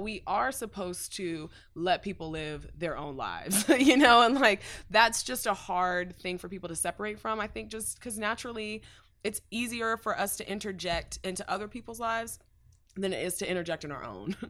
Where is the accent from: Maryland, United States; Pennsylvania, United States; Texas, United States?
Texas, United States; Dallas; North Dallas, um, like Farmers Branch, Carrollton native